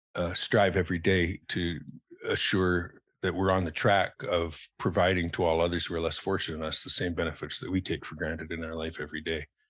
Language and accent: English; Calgary, Alberta, Canada; also born or lived in Ontario; now in Salt Spring Island, Canada; I spent most of my, you know, um, developmental years in, in Calgary